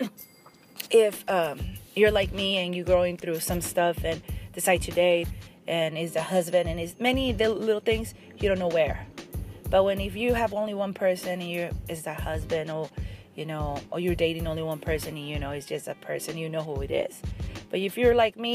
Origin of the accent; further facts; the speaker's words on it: Mexico; English is a second language; moved away; I grew up in Mexico